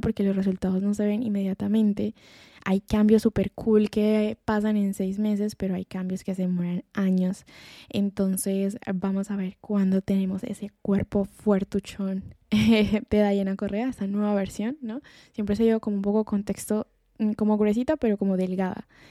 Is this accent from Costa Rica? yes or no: no; Colombia; moved away as an adult; now in Spain; en mi país, en Colombia